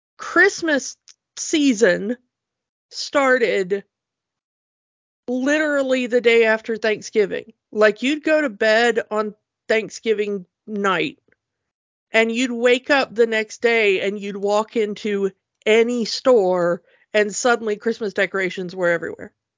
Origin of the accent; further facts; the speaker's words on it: United States; as an American